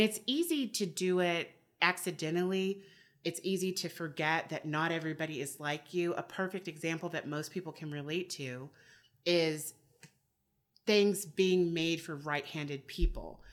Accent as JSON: {"language": "English", "country": "United States", "said": "I am American"}